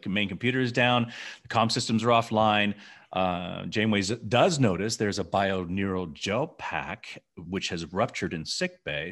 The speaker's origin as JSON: {"language": "English", "town": "Memphis", "region": "Tennessee", "country": "United States", "tie": "born or raised there", "said": "growing up in Memphis, Tennessee"}